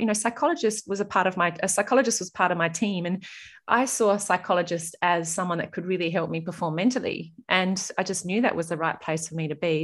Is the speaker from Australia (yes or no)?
yes; Murray Bridge, South Australia, Australia; also born or lived in Adelaide; growing up in Murray Bridge